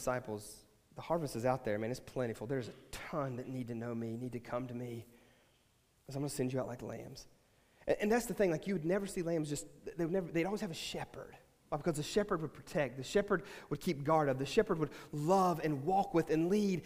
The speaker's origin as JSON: {"language": "English", "region": "West Virginia", "country": "United States", "moved": "yes", "said": "we're from West Virginia"}